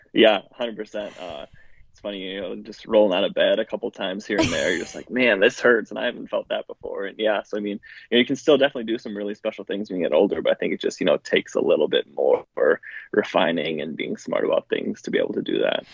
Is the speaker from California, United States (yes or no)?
no; Milwaukee, Wisconsin, United States; now in Iowa, United States; I grew up just outside of Milwaukee.